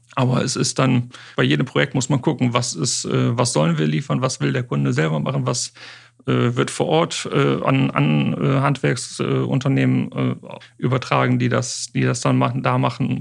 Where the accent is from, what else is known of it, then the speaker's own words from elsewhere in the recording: Osnabrück, Lower Saxony, Germany; hier in Osnabrück, meiner, meiner Heimat und Geburtsstadt